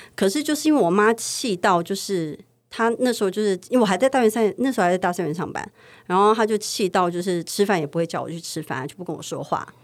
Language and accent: Chinese; Taipei, Taiwan; 因为我们是西区长大的